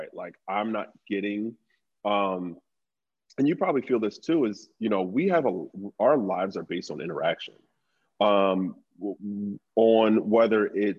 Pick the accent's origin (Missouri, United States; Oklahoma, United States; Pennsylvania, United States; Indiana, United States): Pennsylvania, United States; Philadelphia; I grew up in North Philly